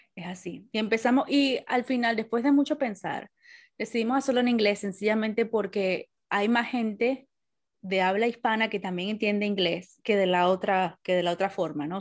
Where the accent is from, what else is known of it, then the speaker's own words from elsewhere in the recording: Venezuela; now in Wales, United Kingdom; el año que viene cumplo 20 años que me fui de Venezuela